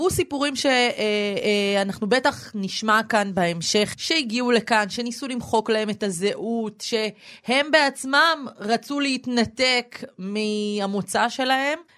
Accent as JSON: {"language": "Hebrew", "country": "Israel", "tie": "born or raised there", "said": "גם היום, גם בדור שלי, בתור צברית. שנולדה בישראל."}